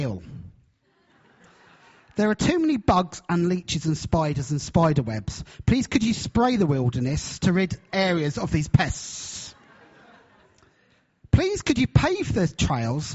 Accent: Brighton, South East England, United Kingdom; moved away as an adult; now in Hull, United Kingdom; I'm from Hull, although my accent actually is not from Hull. I'm actually originally from Brighton, right down in the south. But I've been in Hull, this is our 12th year.

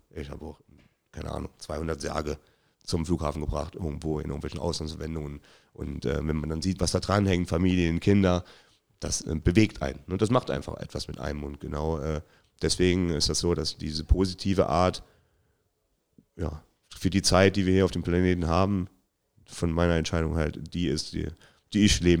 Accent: Trier, Rhineland-Palatinate, Germany; Ich, ja, gut, das ist der Verein, wo ich groß geworden bin, aber Eintracht Trier war so schon immer ähm, der, der Top-Verein in der Region ne?

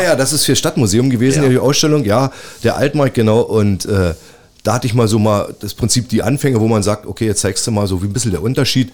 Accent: Cottbus, Brandenburg, Germany; Das ist meine Heimatstadt

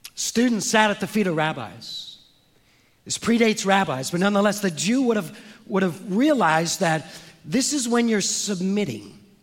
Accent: San Francisco, California, United States; I'm from San Francisco

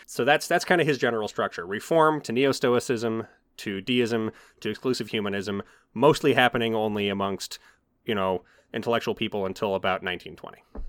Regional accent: United States; as somebody who is a American and grew up in a primarily evangelical, uh, environment

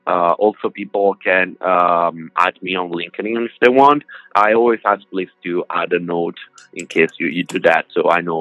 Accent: Italy; I came from Italy, so I used to drink something like 10 coffees per day, maybe espresso.

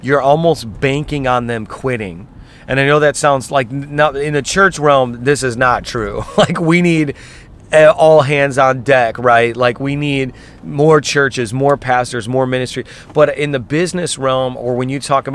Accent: Indiana, United States; now in New York City, United States; I'm from Indiana

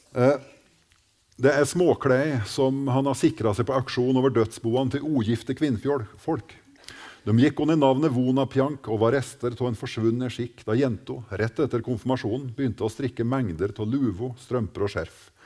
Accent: Gudbrandsdalen, Innlandet, Norway; våre strøk i Norge

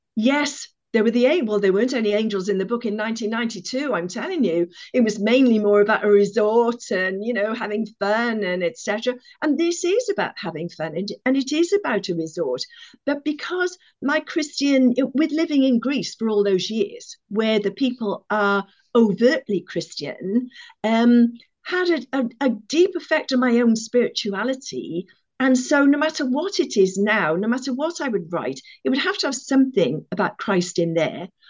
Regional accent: Cardiff, Wales, United Kingdom; I come from Cardiff.

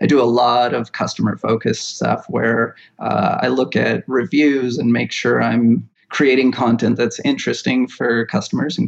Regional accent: Hawaii, United States; also born or lived in Oregon / Pacific Northwest; now in Midwest, United States; I grew up in Hawaii

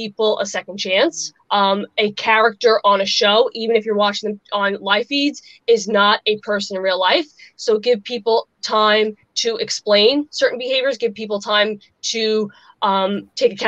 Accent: Long Island, New York, United States; from Long Island

